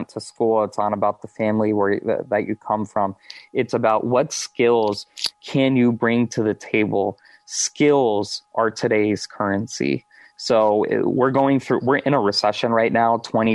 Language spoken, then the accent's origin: English; Houston, Texas, United States; moved away as an adult; also born or lived in upstate New York / North Carolina / Silicon Valley; now in Tampa, United States; I'm born and raised Houston, Texas, live in Tampa, Florida now